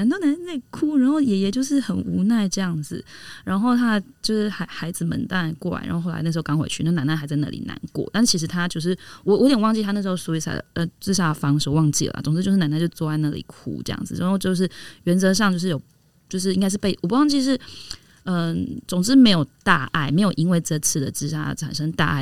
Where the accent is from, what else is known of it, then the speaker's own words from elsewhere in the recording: Taiwan; 我们台湾的文化好了哈。我们在这里成长嘛